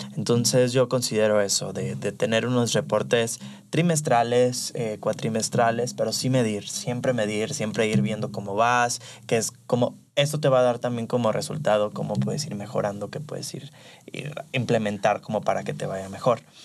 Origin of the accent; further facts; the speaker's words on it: Los Cabos, Baja California Sur, Mexico; moved away as an adult; now in Guadalajara, Mexico; soy de Los Cabos, pero me vine ya para acá hace unos meses